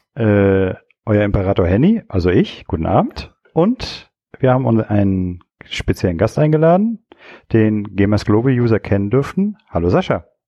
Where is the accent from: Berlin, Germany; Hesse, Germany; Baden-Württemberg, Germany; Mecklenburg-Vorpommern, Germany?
Mecklenburg-Vorpommern, Germany; Stralsund; ich komme aus Strasund